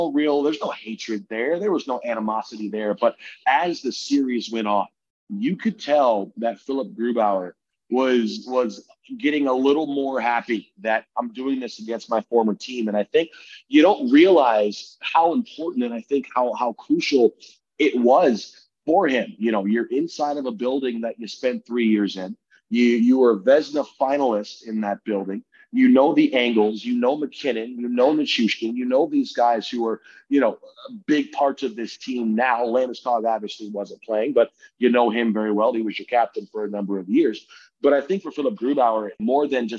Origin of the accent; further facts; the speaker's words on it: Detroit, Michigan, United States; moved away as an adult; now in Seattle, United States; I grew up in Detroit. I would have been 6 or 7 at the time.